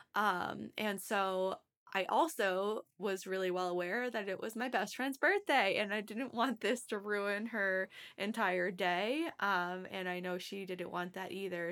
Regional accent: Massachusetts, United States; I'm from Massachusetts

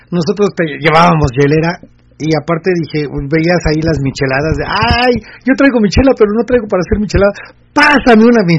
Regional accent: Mexico; como clásico mexicano

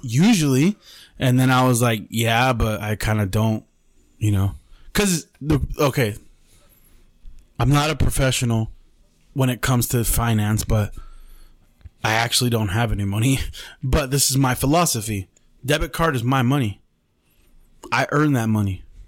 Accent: Mexicali, Baja California, Mexico; We're from Mexicali

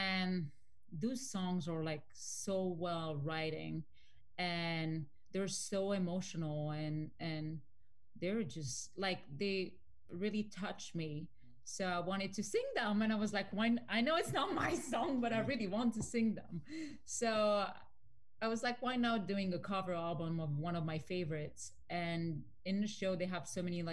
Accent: France; I grew up in France

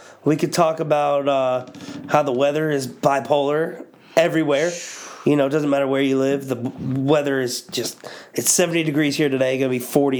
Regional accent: Pittsburgh, Pennsylvania, United States; Pittsburgh, born and raised here.

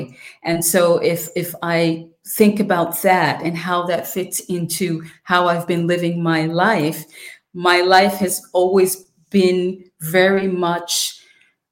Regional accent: New York City, New York, United States; moved away as an adult; now in Vienna, Austria; I grew up in the Bronx in public housing.

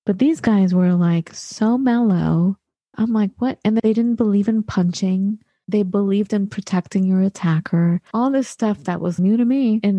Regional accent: Santa Monica, California, United States; I'm from Santa Monica.

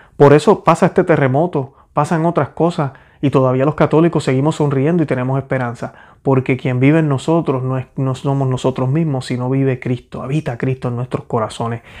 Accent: Puerto Rico; moved away as an adult; yo soy puertorriqueño

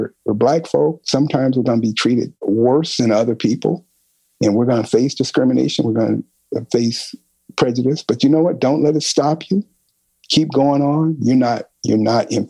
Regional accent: Los Angeles, California, United States; I grew up in South Central

